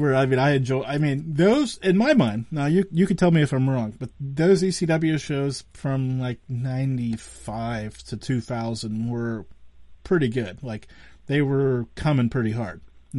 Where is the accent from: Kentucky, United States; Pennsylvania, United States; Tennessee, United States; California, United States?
Pennsylvania, United States; Western; I'm from Western Pennsylvania.